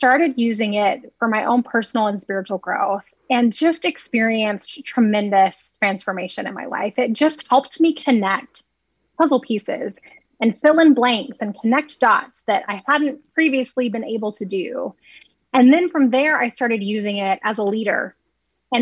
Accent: Alabama, United States; I grew up in Alabama, but I wasn't born there. My family wasn't from there

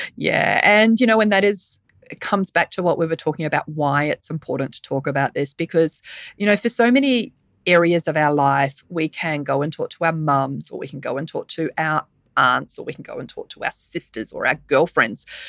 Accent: New Zealand; accent: Kiwi; now in Sydney, Australia; my Kiwi accent

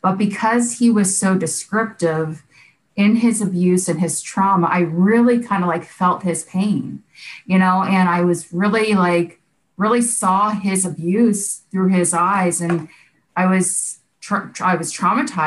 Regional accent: Boca Raton, Florida, United States; also born or lived in Youngstown, Ohio; we decided to pick up and move to Boca Raton, Florida. And that's where I was raised

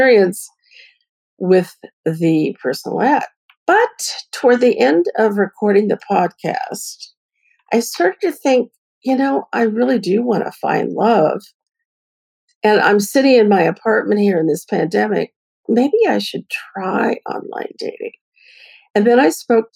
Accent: Bay Area, California, United States; I'm from the Bay Area

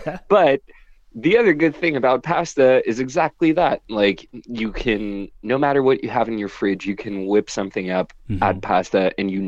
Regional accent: Madagascar; moved away; my Madagascar trip. And I'll definitely bring you a bit of food from my home country

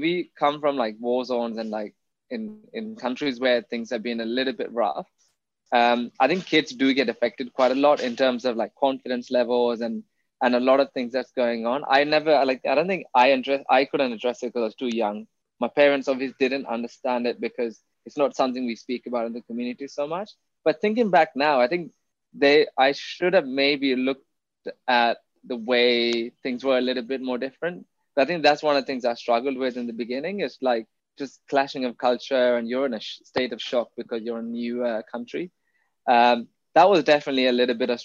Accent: London, United Kingdom; first language Tamil; English is a second language; also born or lived in Jaffna, Sri Lanka; I grew up in Wembley, and Wembley has like a pretty large Tamil community

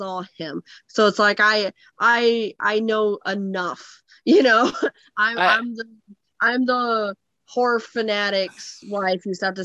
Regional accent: Phoenix, Arizona, United States; I grew up in Phoenix, Arizona in the desert

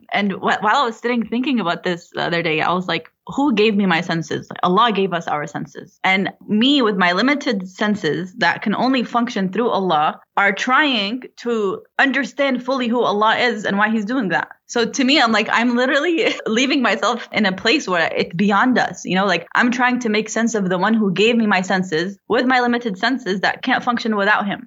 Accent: Florida, United States; now in North Carolina, United States; I was born and raised in Florida

